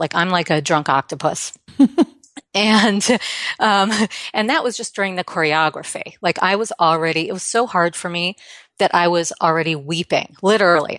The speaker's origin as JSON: {"language": "English", "region": "New York", "country": "United States", "tie": "born or raised there", "said": "not only did I grow up here, but I grew up here during the seventies"}